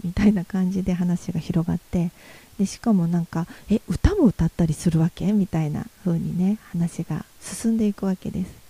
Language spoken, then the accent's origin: Japanese; Yamaguchi, Japan; moved away as an adult; also born or lived in Tokyo / Nagoya; 私のふるさとである山口県